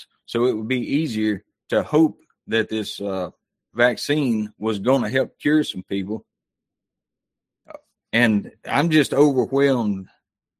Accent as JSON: {"language": "English", "town": "Mobile", "region": "Alabama", "country": "United States", "tie": "born or raised there", "said": "I was born in the Deep South, Mobile, Alabama, back in 1971"}